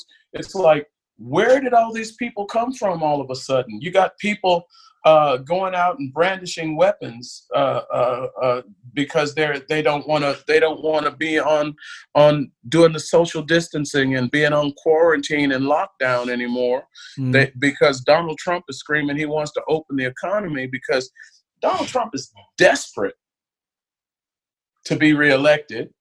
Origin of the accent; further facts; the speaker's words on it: California, United States; moved away as an adult; also born or lived in Little Rock, Arkansas / Houston, Texas; now in Germany; that I grew up with in California